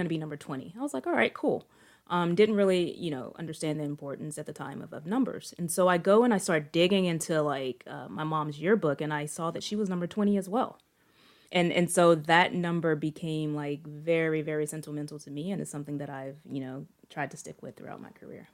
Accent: Shreveport, Louisiana, United States; moved away as an adult; also born or lived in North Carolina; I grew up in Northwest Louisiana.

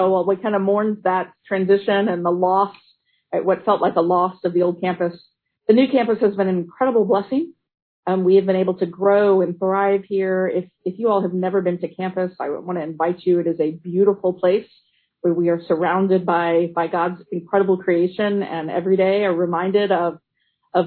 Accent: Navasota, Texas, United States; also born or lived in Georgetown, Texas; I was raised in Navasota, Texas, where my dad was pastor

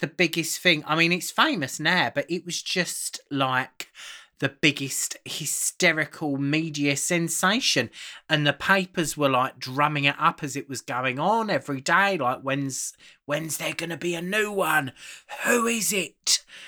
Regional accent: Aylesbury, South East England, United Kingdom; my family, obviously Carol and I are from Aylesbury in Buckinghamshire, um, but I come my family originally come from the East End. We're from Bow

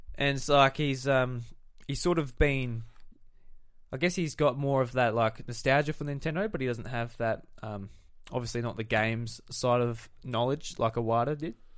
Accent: South Australia, Australia; we're from South Australia.

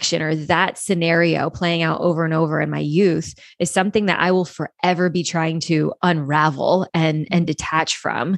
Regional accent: Louisiana, United States; I grew up in the South, deep South in Louisiana, very Catholic-ish upbringing

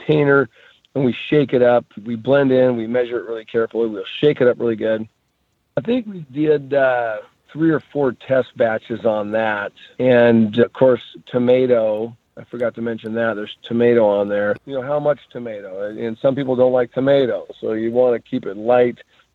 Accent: Alaska, United States; moved away; I was born in Alaska and fished for 20 something years

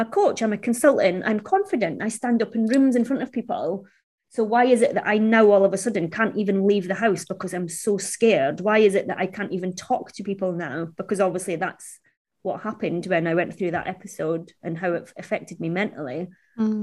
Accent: Scotland, United Kingdom; being Chinese, growing up in Scotland wasn't easy.

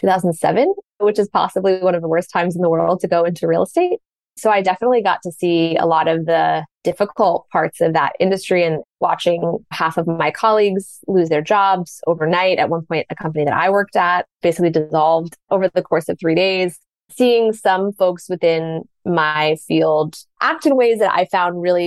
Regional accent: Washington, District of Columbia, United States; I grew up in Washington, D.C., America's capital.

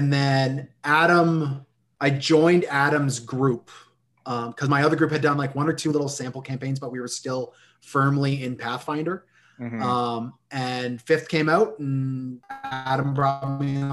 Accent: Canada; we're Canadian

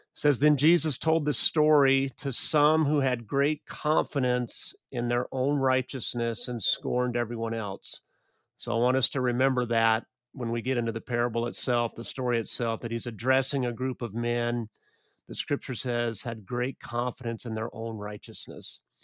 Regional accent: United States; I grew up in the United States

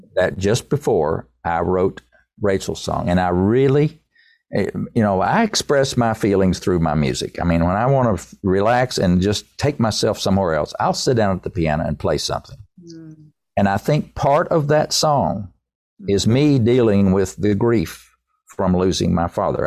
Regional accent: Erwin, Tennessee, United States; I'm from East Tennessee.

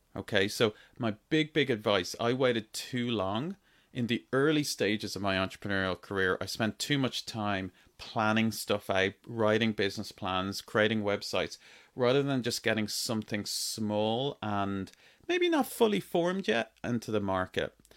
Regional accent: Ireland; accent: Irish; I grew up in Ireland. My accent is Irish. I grew up in Ireland on a farm, a dairy farm

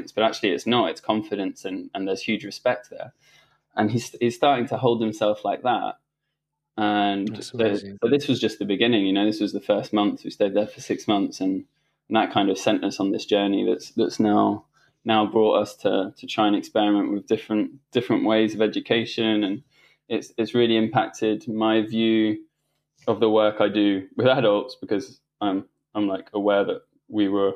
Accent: France; I grew up in school in France.

